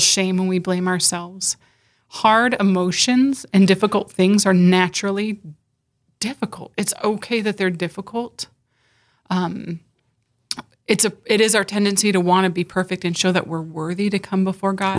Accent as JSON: {"language": "English", "region": "California", "country": "United States", "tie": "born or raised there", "moved": "as an adult", "lives_now": "South Dakota, United States", "said": "I was born and raised in California"}